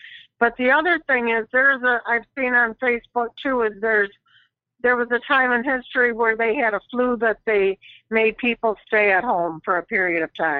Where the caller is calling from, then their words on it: Flint, Michigan, United States; Flint, Michigan.